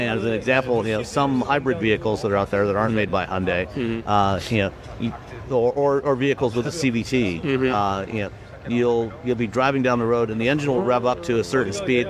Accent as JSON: {"language": "English", "country": "Canada", "tie": "born or raised there", "moved": "yes", "said": "I grew up in Canada."}